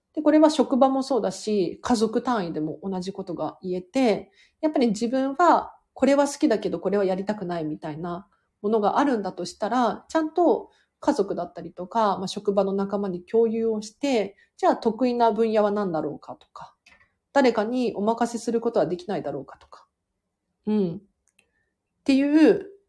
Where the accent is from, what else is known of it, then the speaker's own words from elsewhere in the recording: Tokyo, Japan; 都内から都内なんで